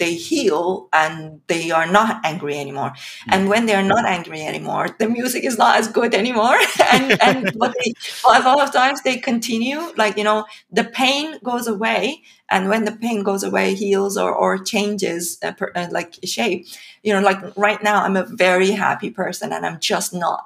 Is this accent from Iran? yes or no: yes; Iran; moved away as an adult; also born or lived in St Andrews, United Kingdom / London, United Kingdom; now in United Kingdom; I come from Iran. I was born and brought up in Iran. I came to the UK in 2005 to study in St. Andrews University.